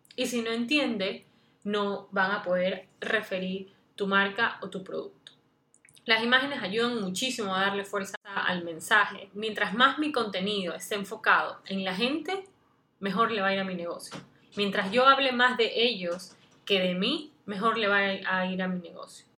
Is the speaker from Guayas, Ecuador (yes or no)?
yes; Guayaquil, Guayas, Ecuador; soy de Guayaquil, Ecuador